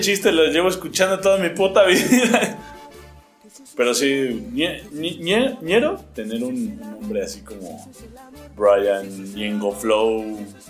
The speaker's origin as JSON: {"language": "Spanish", "country": "Mexico", "said": "yo soy mexicano"}